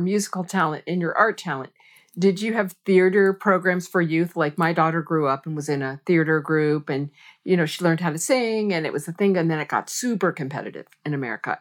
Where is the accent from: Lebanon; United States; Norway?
United States; I'm a American girl